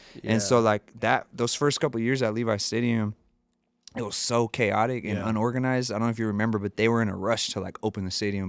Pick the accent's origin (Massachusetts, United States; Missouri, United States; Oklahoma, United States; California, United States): California, United States; San Jose; growing up in San Jose and being where we were at in the Silicon Valley is a world renowned place